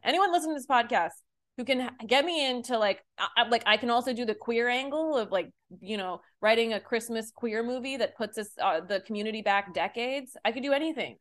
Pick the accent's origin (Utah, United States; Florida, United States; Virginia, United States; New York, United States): Utah, United States; I grew up in Utah